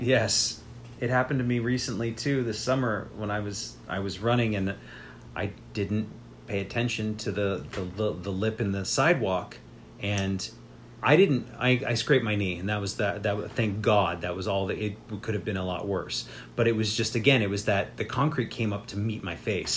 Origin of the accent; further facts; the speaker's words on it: Las Vegas, Nevada, United States; when I grew up in Las Vegas, there were these huge swaths of desert throughout the city